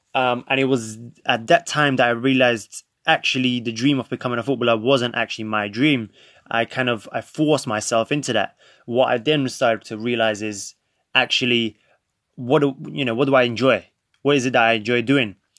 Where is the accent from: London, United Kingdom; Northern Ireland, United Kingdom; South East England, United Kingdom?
London, United Kingdom; also born or lived in Krakow, Poland; grew up, since the age of five, I grew up in London, more specifically North London.